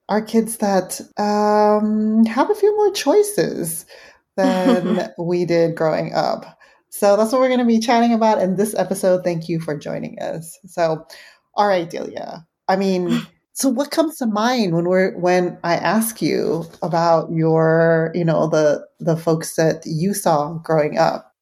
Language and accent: English; San Francisco, California, United States; growing up in San Francisco